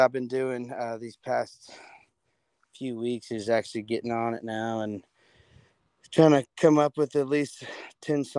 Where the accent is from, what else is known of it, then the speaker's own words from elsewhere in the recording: Cleburne, Texas, United States; I am from Cleburne, Texas, about 45 minutes south of Fort Worth. I graduated high school there